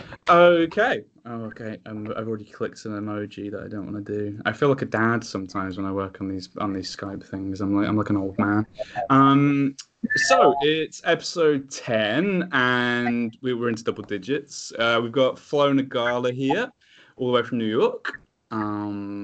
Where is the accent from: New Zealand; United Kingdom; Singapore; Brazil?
United Kingdom; I'm British